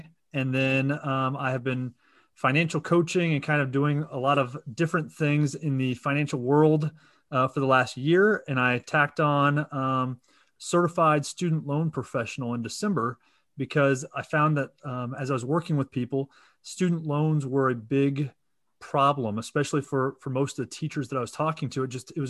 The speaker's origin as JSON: {"language": "English", "town": "Kansas City", "region": "Missouri", "country": "United States", "said": "So Kansas City, and as you mentioned, the Chiefs. And so, you know, go Chiefs. It was a unfortunate Super Bowl, but here in Missouri, and yeah, that's where I'm from."}